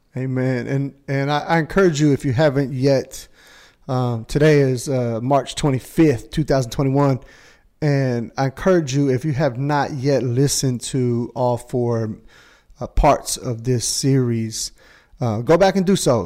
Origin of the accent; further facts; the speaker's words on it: Indiana, United States; I'm from Indiana.